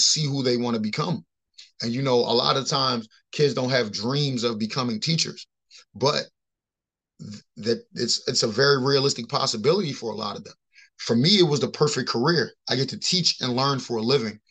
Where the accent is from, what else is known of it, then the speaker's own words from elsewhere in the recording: Baltimore, Maryland, United States; I grew up in Baltimore City